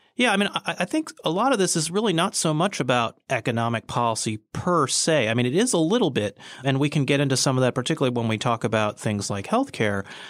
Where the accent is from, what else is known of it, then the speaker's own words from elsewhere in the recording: United States; I was born here and I'm a citizen of the United States